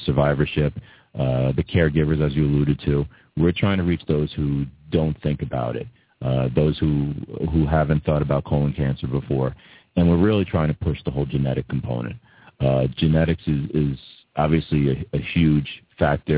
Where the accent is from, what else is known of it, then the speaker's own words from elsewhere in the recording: Massapequa, New York, United States; I've been a soccer player since I was 5 growing up in Massapequa.